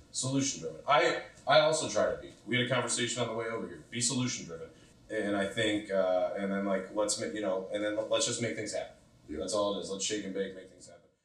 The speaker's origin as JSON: {"language": "English", "town": "Cleveland", "region": "Ohio", "country": "United States", "said": "I come from Cleveland, but like the West Side"}